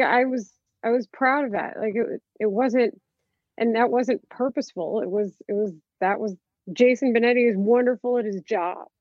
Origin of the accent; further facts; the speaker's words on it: Dallas, Texas, United States; now in Chicago, United States; I'm from Dallas and I never thought I would end up here